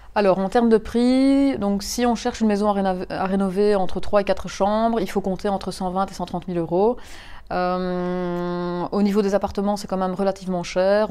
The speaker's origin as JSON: {"language": "French", "town": "Mons", "region": "Wallonia", "country": "Belgium", "said": "je suis originaire de Mons"}